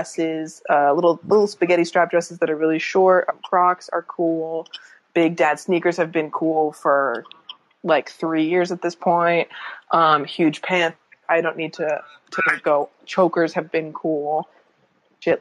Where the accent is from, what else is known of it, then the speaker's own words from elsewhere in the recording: Northern Virginia, United States; I'm from the Virginia equivalent of that Maryland area